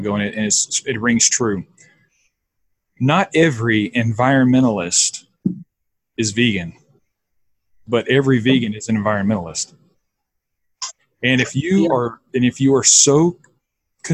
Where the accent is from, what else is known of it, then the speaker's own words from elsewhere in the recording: the South, United States; now in Austin, United States; I grew up in the South, and I grew up in a very Christian conservative home.